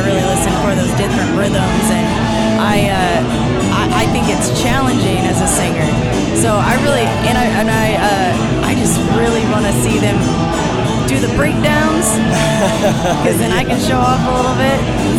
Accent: Evansville, Indiana, United States; I'm from Evansville, Indiana.

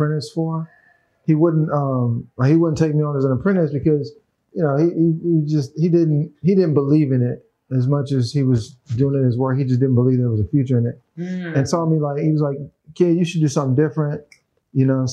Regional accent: Memphis, Tennessee, United States; now in California, United States; I'm from Memphis. M-Town

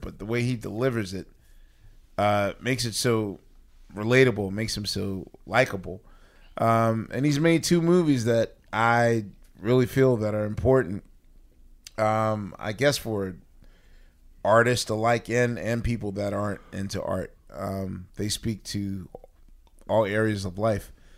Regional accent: Philadelphia, Pennsylvania, United States; moved away as an adult; now in New York, United States; as a Philadelphian and as a season ticket holder to the Sixers

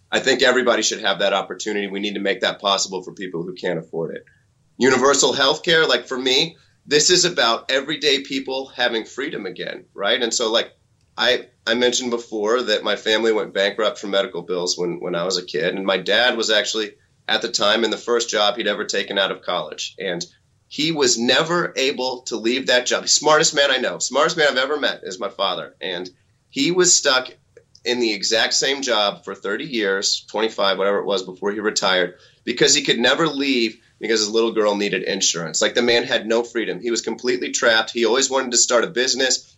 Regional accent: Missouri, United States; I grew up in Missouri

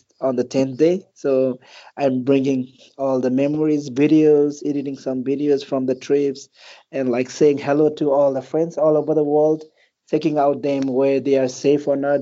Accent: Manang district, Annapurna region, Gandaki Province, Nepal; also born or lived in Kathmandu, Nepal; Nepal is my hometown. It's a country, and a specific birthplace of mine is in the Annapurna region, where the most famous trails like Annapurna Circuit. Annapurna region. So that's where I was born and raised. It's in Manang district.

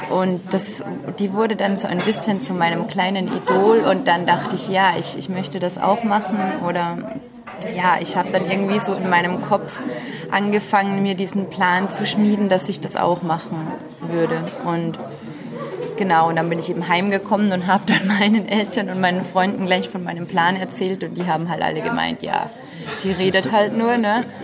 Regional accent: Austria; Ich komme aus Österreich, bin jetzt 29 Jahre alt

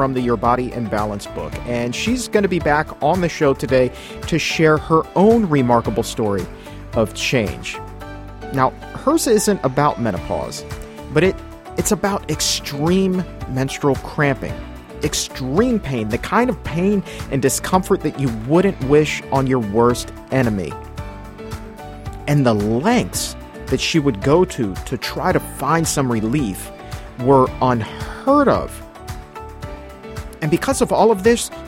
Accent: the South, United States; Growing up in the South

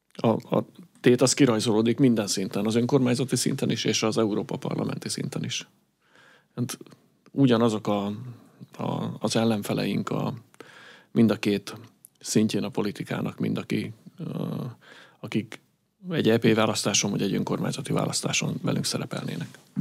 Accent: Budapest, Hungary; én a külvárosban nőttem fel

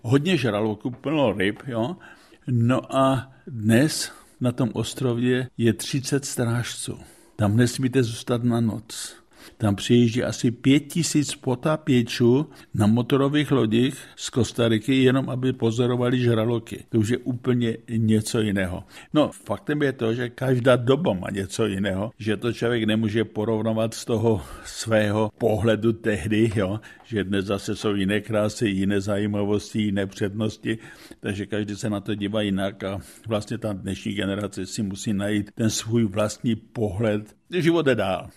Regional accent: Czechia; moved away as an adult; also born or lived in Bohumín, Czech Republic; now in United States; jako Čech jsem obdržel vyznamenání od amerického prezidenta

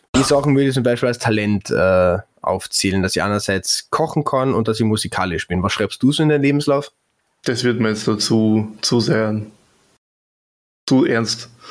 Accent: Klagenfurt, Carinthia, Austria; ich bin Klagenfurter. Da lege ich großen Wert drauf, äh, dass ich kein Villacher bin

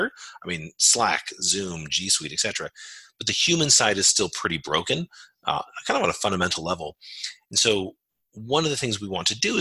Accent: Modesto, California, United States; I grew up in a relatively small town called Modesto. It's in California Central Valley

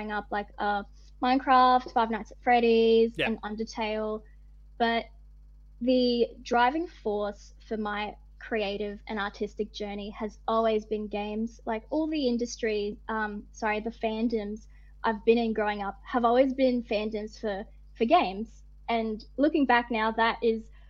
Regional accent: Northern Territory, Australia; moved away; I grew up in the Northern Territory

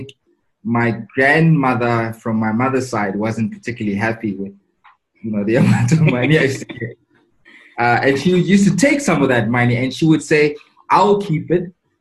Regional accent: Tembisa, Gauteng, South Africa; also born or lived in Katlehong / Soweto; So I was born in Katlehong, but I grew up in Tembisa and a bit of Soweto

